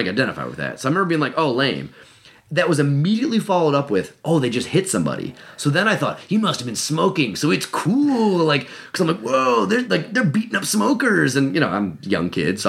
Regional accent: Cleveland, Ohio, United States; I'm from Cleveland

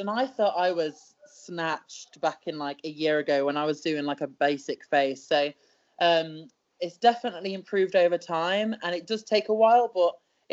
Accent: United Kingdom; I am a British wrestler

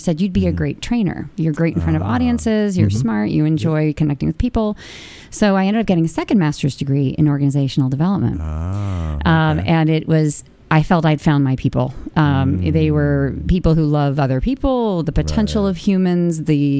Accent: California, United States; moved away as an adult; also born or lived in Boston; now in New York, United States; You know, from Boston, but I'm originally from California.

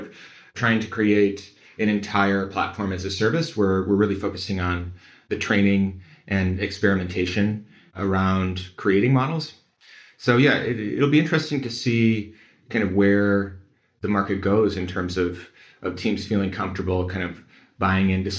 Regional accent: Midwest, United States; I'm from the Midwest, the heartland of America

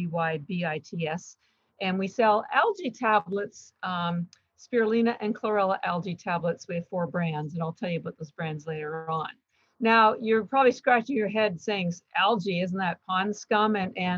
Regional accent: Canada; moved away as an adult; now in Boston, United States; I'm actually Canadian, although I've lived in Boston, Massachusetts for 33 years

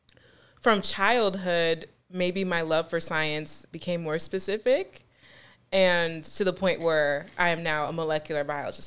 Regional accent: Buffalo, New York, United States; also born or lived in Greensboro, North Carolina / Charlotte, North Carolina / Williamsville, New York; I was born here in Buffalo, New York, and I was partially raised here. Um, I also spent some time in Greensboro and Charlotte, North Carolina

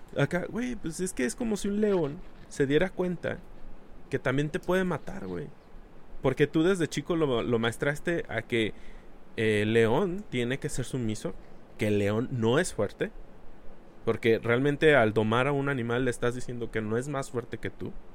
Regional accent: Mexico; nosotros como cultura mexicana

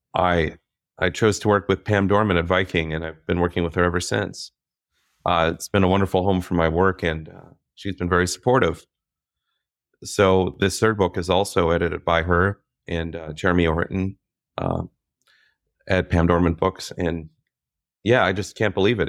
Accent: Minnesota, United States; growing up in Minnesota

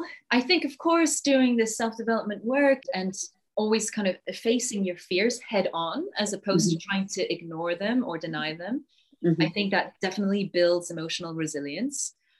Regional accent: Yorkshire and the Humber, United Kingdom; also born or lived in Singapore; I was born in Singapore, and then we moved to this tiny village in Yorkshire.

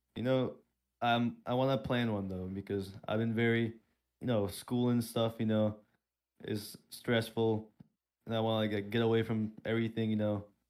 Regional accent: Turkey; now in Pennsylvania, United States; I'm originally from Turkey

